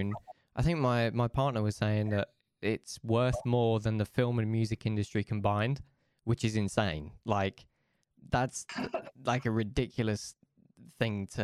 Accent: Essex, East of England, United Kingdom; moved away as an adult; now in Manchester, United Kingdom; I'm originally from Essex, but I moved to Manchester like recently

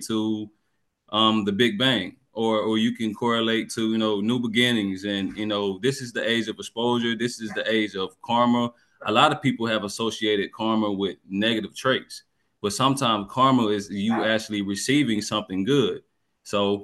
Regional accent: Georgia, United States; I'm from Georgia.

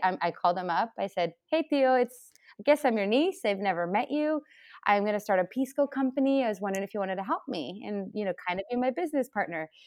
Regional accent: Chile; now in United States; I come from Chile

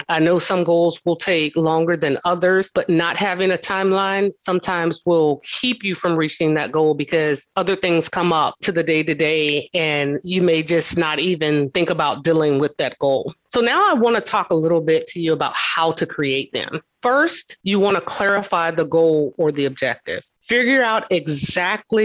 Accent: the South, United States; I'm from the South

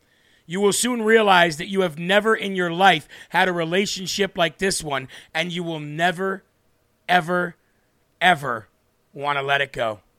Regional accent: Rhode Island, United States; I'm originally from Rhode Island, Jeremy.

